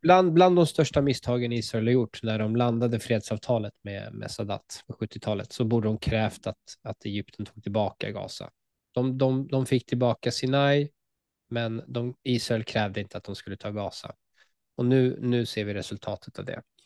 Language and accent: Swedish; Sweden; som svensk jude